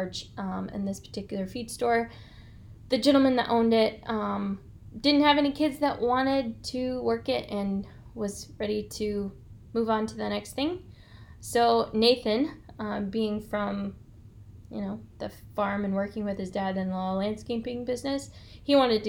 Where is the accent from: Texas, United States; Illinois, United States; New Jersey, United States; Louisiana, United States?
Illinois, United States; Germantown Hills; I started in a bedroom town outside of Peoria, Germantown